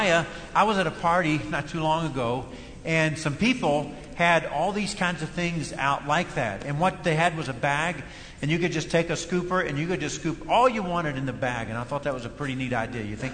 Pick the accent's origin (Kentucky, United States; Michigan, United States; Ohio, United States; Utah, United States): Kentucky, United States; first language English; I was raised in Kentucky, a dialect